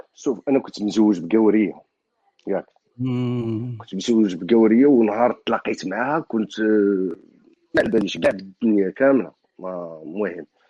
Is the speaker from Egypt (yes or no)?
no; Morocco; now in France; انا انا مغربي